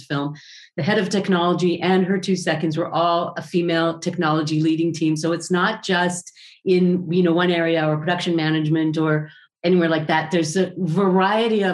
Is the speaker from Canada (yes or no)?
no; Israel; I come from Israel